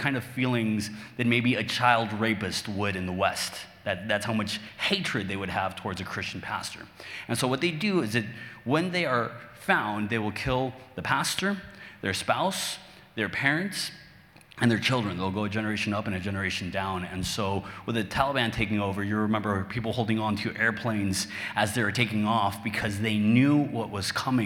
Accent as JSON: {"language": "English", "country": "Mexico", "tie": "born or raised there", "second_language": "English", "said": "I'm Mexican, born and raised. I live in Mexico to this day. English is my second language."}